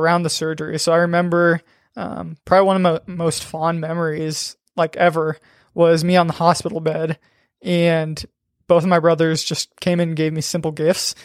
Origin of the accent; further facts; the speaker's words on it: Aurora, Nebraska, United States; I grew up in Aurora, Nebraska